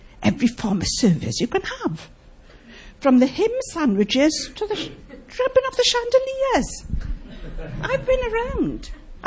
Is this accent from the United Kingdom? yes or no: yes; Wales, United Kingdom; I was brought up in the Welsh chapels